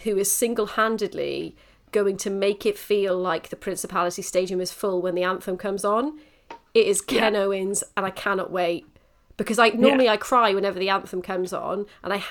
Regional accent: Wales, United Kingdom; as Welsh women or as Welsh people, rugby is in our blood

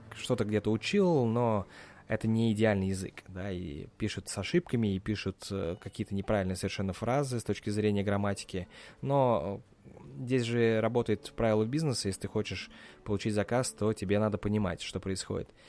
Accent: Russia; now in United States; я из России

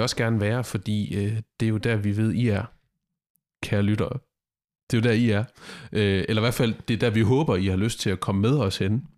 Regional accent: Denmark; som dansker i cykelsporten lige nu

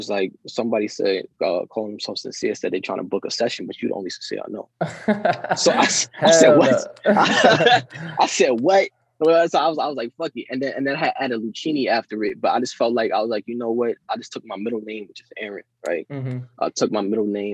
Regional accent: the Poconos, Pennsylvania, United States; also born or lived in New York; I was born in New York, but I was raised in the Poconos

